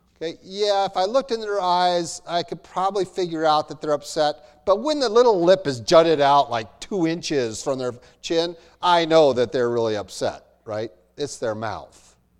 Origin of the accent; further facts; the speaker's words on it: United States; I'm an American.